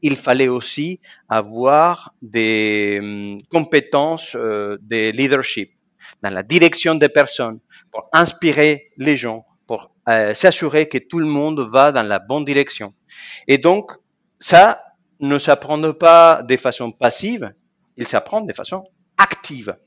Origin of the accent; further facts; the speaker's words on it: Argentina; moved away as an adult; also born or lived in Germany; now in France; je suis né en Argentine il y a 46 ans